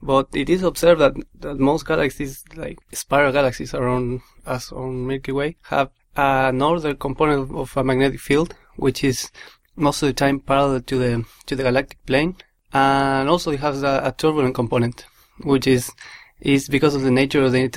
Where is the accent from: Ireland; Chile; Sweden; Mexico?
Chile; moved away as an adult; now in United Kingdom; I'm from Chile. I came here to do my PhD